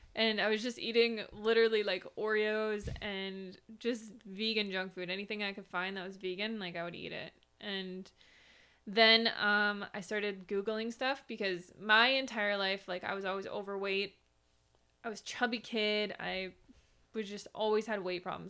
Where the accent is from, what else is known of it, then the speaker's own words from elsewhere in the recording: Minnesota, United States; now in Arizona, United States; I grew up in Minnesota in a cold climate